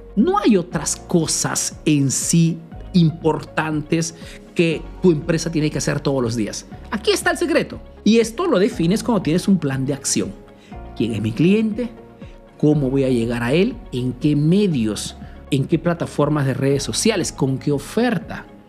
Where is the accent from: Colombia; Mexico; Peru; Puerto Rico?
Peru; now in Italy